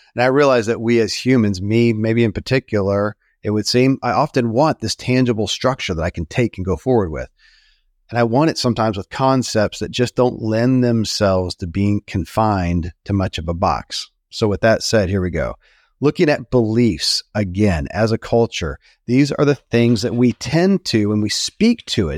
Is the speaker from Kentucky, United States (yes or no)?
yes; Kentucky, United States; born or raised there